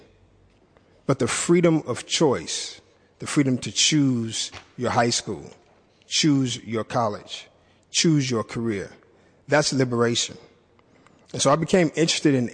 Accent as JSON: {"language": "English", "town": "Chicago", "region": "Illinois", "country": "United States", "tie": "born or raised there", "moved": "as an adult", "lives_now": "San Francisco, United States", "said": "I am from Chicago. I attended Chicago Public Schools"}